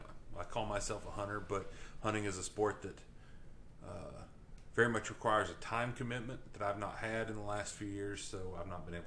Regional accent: Kentucky, United States; But growing up in Edmondson County, I would imagine that for people that grew up in Edmondson County and people that are here now

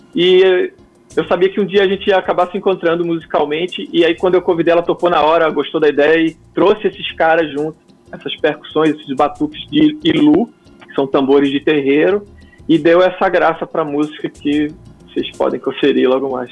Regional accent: Pernambuco, Brazil; moved away as an adult; also born or lived in João Pessoa; oito anos eu estava de volta a Pernambuco, fui me readaptar à cultura pernambucana e a, e a sotaques e, e a, e a minha, minha terra de, de volta. fui crescendo, passando pela adolescência ali.

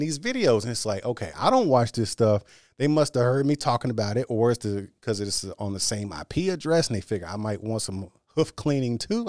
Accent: Austin, Texas, United States; now in Houston, United States; born and raised in Austin, which is about two hours from here

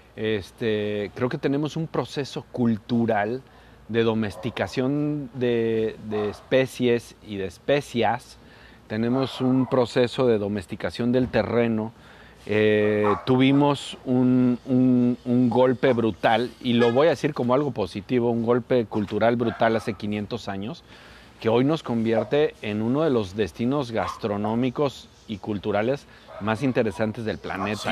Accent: Morelos, Mexico; Yo soy morelense

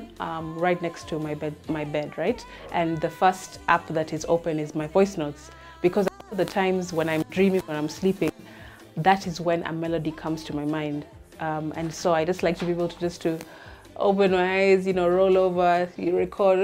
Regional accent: Mombasa, Mombasa County, Kenya; I'm from Mombasa, that's been my culture, that's how I've grown up.

